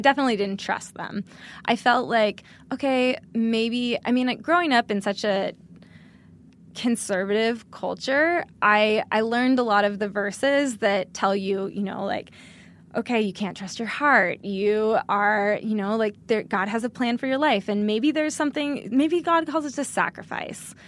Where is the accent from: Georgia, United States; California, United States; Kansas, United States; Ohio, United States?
California, United States; outside of Sacramento in the foothills, Northern; moved away; I'm from Northern California.